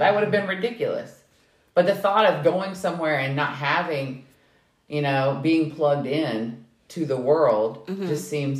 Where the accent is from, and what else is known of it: Kentucky, United States